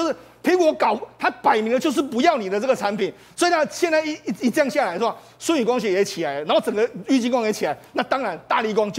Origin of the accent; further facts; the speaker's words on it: Taiwan; 我觉得我们台湾人要认清这一点的这个现实啊，